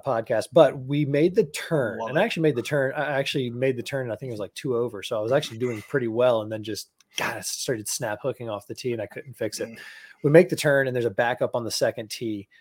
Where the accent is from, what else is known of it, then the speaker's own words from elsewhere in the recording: Florida, United States; growing up in Florida